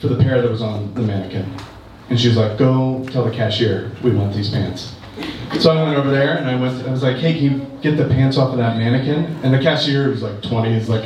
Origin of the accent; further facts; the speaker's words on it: Ohio, United States; I'm from Ohio